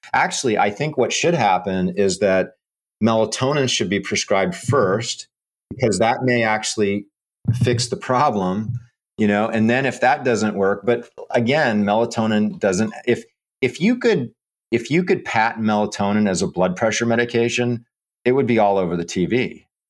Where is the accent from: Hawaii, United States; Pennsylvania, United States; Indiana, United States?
Hawaii, United States; also born or lived in Camp Lejeune, North Carolina; now in Florida, United States; I grew up in Hawaii, and my dad and sister still live out there. So I would travel from Florida to Hawaii